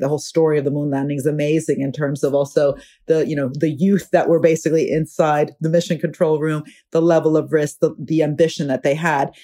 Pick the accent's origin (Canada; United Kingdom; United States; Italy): Italy; I'm from Italy